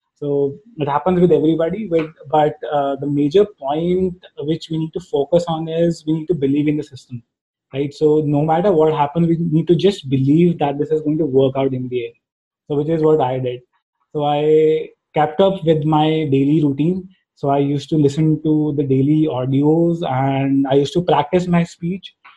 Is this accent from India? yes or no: yes; India; first language Hindi; English is a second language; since being from india the my mother tongue is actually hindi